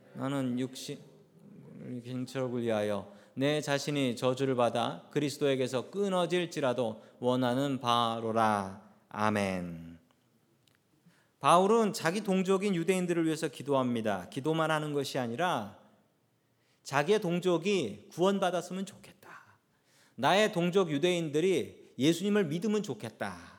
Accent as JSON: {"language": "Korean", "country": "South Korea", "moved": "yes", "lives_now": "United States", "said": "하나님께서 우리를 한국 사람으로 태어나게 하셨고 하나님께서 우리에게 한국말이 편하게 하셨고 우리를 한국 사람으로 묶어 주셨습니다"}